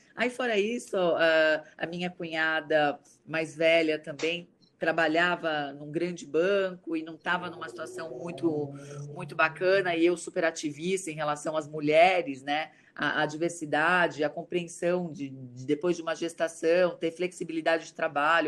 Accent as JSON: {"language": "Portuguese", "town": "Santo André", "region": "São Paulo", "country": "Brazil", "also_born_or_lived": "Alphaville", "moved": "yes", "said": "eu venho de Santo André, da periferia de Santo André"}